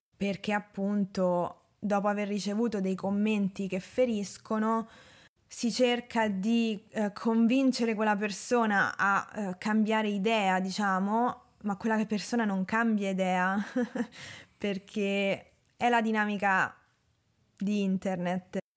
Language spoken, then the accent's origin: Italian; Rome, Lazio, Italy; also born or lived in Norway; Sì, sono nata a Roma.